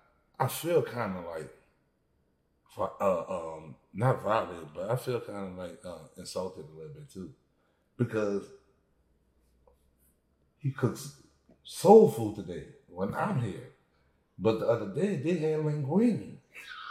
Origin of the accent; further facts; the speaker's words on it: New Orleans, Louisiana, United States; I'm from New Orleans, right?